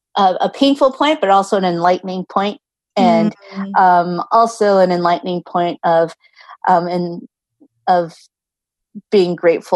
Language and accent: English; United States; And growing up in American culture, it's like being driven for this success versus like when I go back to the Philippines